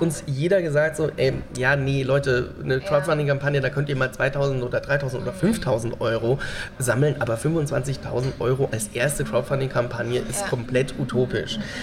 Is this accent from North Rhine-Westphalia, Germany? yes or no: no; Nüdlingen, Bavaria, Germany; eine Behindertenwerkstatt in meinem Heimatdorf in Nüdlingen